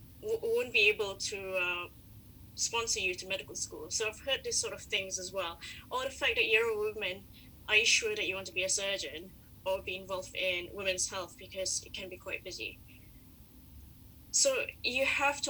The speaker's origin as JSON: {"language": "English", "country": "Malaysia", "said": "I am Malaysian."}